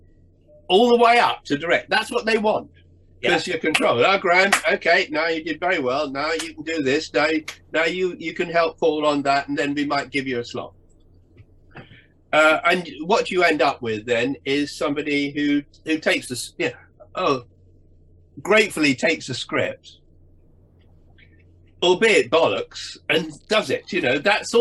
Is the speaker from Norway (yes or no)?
no; England, United Kingdom; I'm an English Protestant sort of aristocratic representative